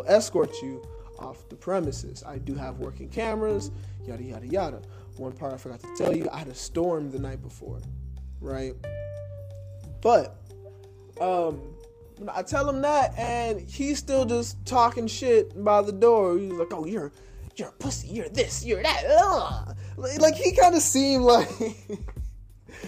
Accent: United States; a river separated my hometown from Alabama. So, and I lived there for most of my life

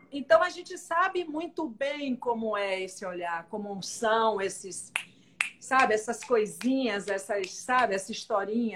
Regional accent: Salvador, Bahia, Brazil; eu nasci no Bonfim, mas eu fui criada no São Caetano, ali no Alto do Peru, Fazenda Grande

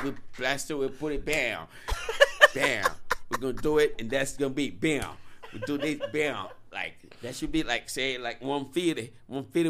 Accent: Nigeria; As a Nigerian, if an artist just be like, I'm doing a walk in, be like, okay, what you got?

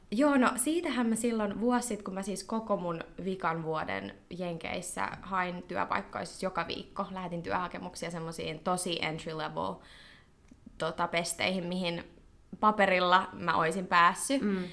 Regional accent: Finland; moved away as an adult; also born or lived in United States; kun tulin takaisin Suomeen ja tein lukion tämän loppuun

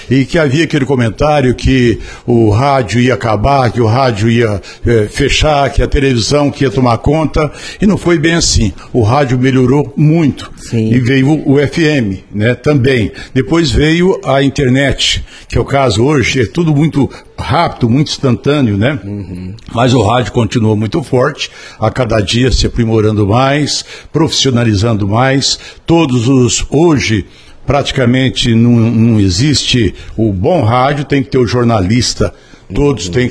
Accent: Altinópolis, São Paulo, Brazil; also born or lived in Ribeirão Preto; now in Batatais, Brazil; tenho já 46 anos, vim de Altinópolis, aliás, fui para Ribeirão Preto, trabalhei no O Diário de Ribeirão Preto

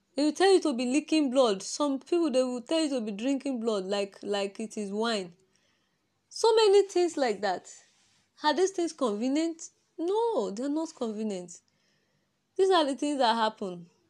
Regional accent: Nigeria; accent: Nigerian; My Nigeria accent.

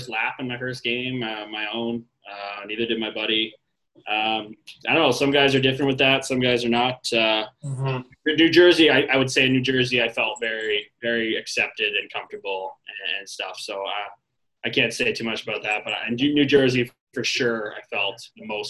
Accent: Toronto, Ontario, Canada; my hometown, Toronto

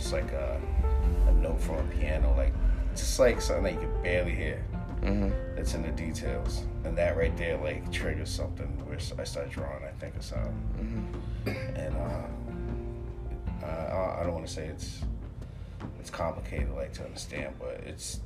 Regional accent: Philadelphia, Pennsylvania, United States; now in Worcester, United States; I'm from Philly

